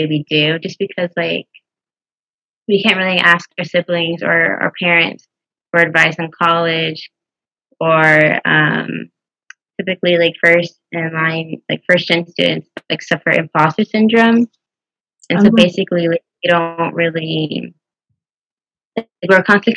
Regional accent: Houston, Texas, United States; now in Waco, United States; I'm from Houston

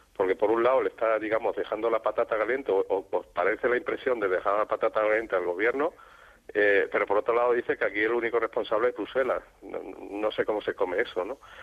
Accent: Extremadura, Spain; ahora soy conformista extremeño

